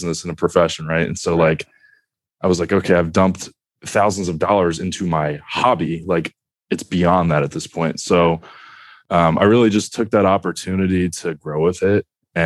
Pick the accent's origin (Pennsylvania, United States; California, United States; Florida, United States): Pennsylvania, United States; Philadelphia; moved away as an adult; also born or lived in Massachusetts; I was born in Massachusetts, lived there for probably 2 or 3 years, and then ended up growing up outside of Philadelphia